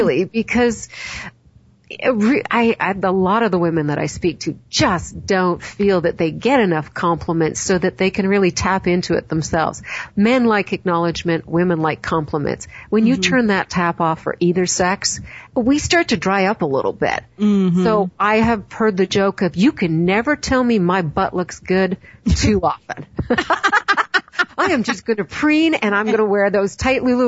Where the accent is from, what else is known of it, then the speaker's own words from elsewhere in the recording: Canada; I'm Canadian